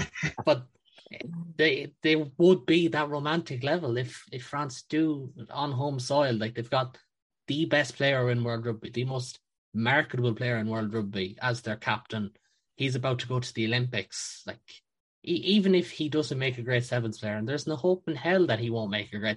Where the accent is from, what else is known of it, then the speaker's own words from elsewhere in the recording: Ireland; me being Irish